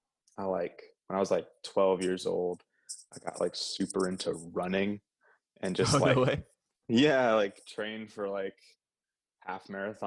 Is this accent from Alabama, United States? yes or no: no; Michigan, United States; also born or lived in San Antonio, Texas; So I actually wasn't born in Michigan. I was born in San Antonio, actually.